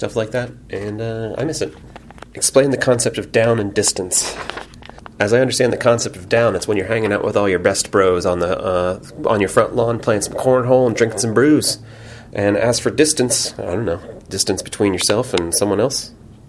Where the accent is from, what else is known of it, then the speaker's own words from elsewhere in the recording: Newark, Ohio, United States; moved away; also born or lived in Kardzhali, Bulgaria; my hometown, Newark, Ohio